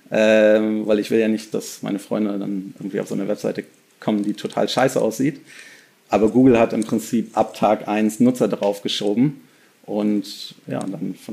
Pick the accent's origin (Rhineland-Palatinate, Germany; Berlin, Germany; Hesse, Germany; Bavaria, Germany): Berlin, Germany; Ähm, also ich bin tatsächlich einer der wenigen äh, Berliner